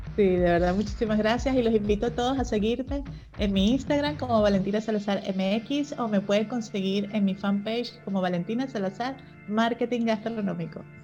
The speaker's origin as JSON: {"language": "Spanish", "country": "Venezuela", "moved": "yes", "lives_now": "Mexico", "said": "Yo soy venezolana."}